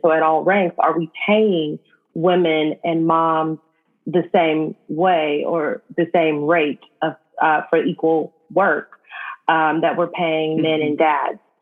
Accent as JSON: {"language": "English", "town": "Los Angeles", "region": "California", "country": "United States", "tie": "born or raised there", "said": "I grew up in South"}